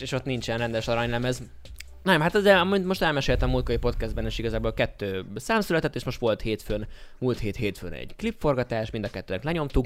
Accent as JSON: {"language": "Hungarian", "region": "Budapest", "country": "Hungary", "tie": "born or raised there", "said": "a budai oldalon születtem"}